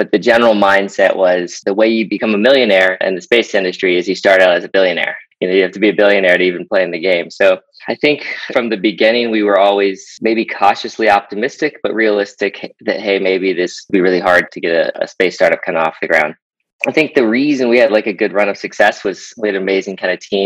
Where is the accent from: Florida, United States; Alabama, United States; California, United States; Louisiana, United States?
Florida, United States; I grew up in Florida, so watching space shuttles launch was kind of inspiring to me growing up.